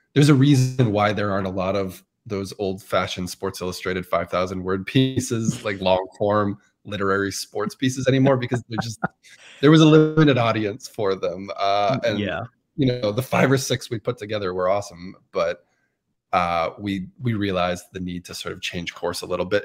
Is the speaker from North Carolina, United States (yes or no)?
no; Massachusetts, United States; I remember being a kid growing up in Massachusetts